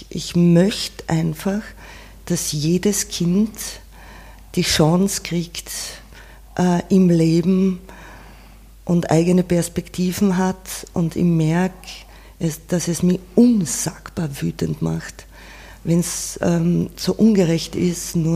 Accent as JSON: {"language": "German", "region": "Carinthia", "country": "Austria", "tie": "born or raised there", "said": "wenn ich auf die Alm gehe, bei uns in Kärnten, wo ich aufgewachsen bin, dann sind es Erinnerungen an früher, dann ist es ein Zuhause."}